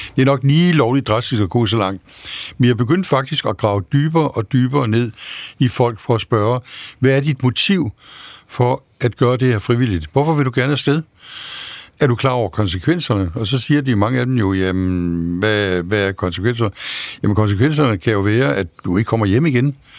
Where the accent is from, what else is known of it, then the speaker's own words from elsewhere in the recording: Denmark; jeg var dansker